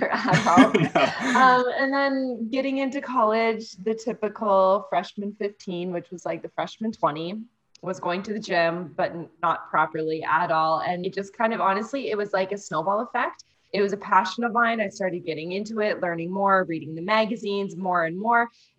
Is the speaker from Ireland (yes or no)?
no; close to the Toronto area, Ontario, Canada; moved away as an adult; now in Mexico; I am from Canada. I'm currently living in Mexico